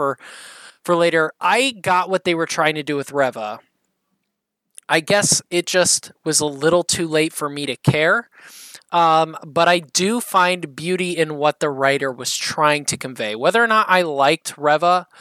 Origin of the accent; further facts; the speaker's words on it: Indiana, United States; I'm from Indiana.